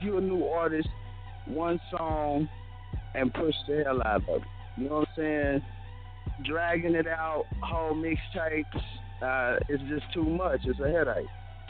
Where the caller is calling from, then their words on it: Tulsa, Oklahoma, United States; This is …. I'm calling from Tulsa, Oklahoma. 30 North Side. What up?